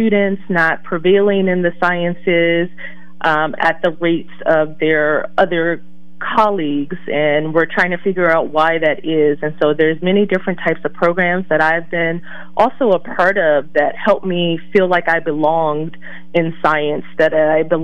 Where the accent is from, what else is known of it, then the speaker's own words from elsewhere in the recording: Washington, District of Columbia, United States; I was raised in Washington, D.C.